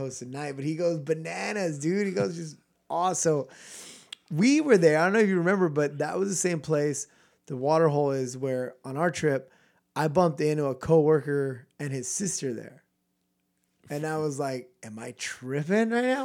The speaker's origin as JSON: {"language": "English", "region": "California", "country": "United States", "said": "we're from California"}